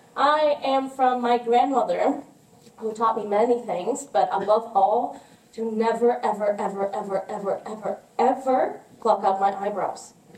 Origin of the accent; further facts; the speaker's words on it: Cuernavaca, Morelos, Mexico; now in United States; I am from Cuernavaca, Morelos, Mexico.